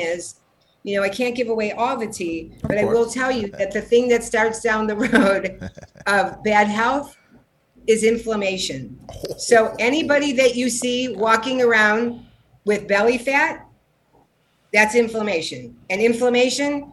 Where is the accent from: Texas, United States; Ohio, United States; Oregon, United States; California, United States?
Ohio, United States; Cleveland; moved away as an adult; also born or lived in San Diego, United States; now in Los Angeles, United States; I was born in Cleveland, Ohio